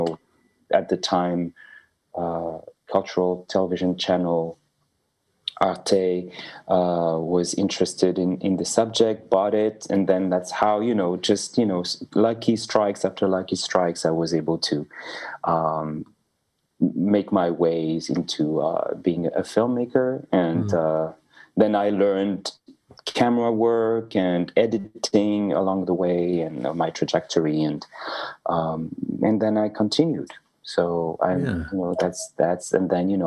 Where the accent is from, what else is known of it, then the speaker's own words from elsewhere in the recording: Paris, Île-de-France, France; I'm a French filmmaker. So I was born in Paris and grew up in Paris